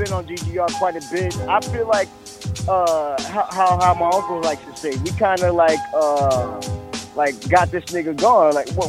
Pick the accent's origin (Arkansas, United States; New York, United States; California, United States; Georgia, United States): New York, United States; I'm from New York.